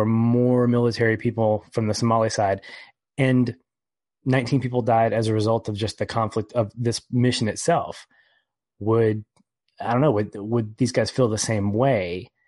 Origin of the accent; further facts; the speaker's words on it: United States; because I'm an American.